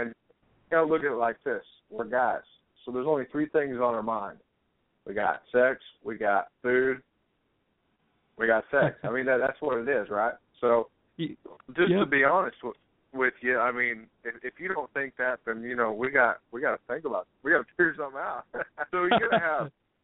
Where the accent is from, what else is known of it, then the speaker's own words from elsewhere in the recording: Missouri, United States; also born or lived in Texas; now in Dallas, United States; I'm from Missouri, moved to Texas